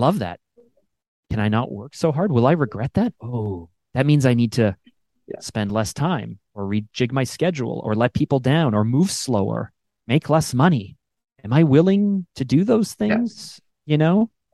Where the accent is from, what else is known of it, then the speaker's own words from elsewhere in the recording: Canada; I'm Canadian actually.